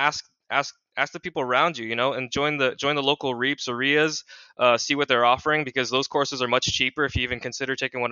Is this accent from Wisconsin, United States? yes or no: no; Washington, United States; born and raised in Washington State. Very familiar with the Seattle Tacoma area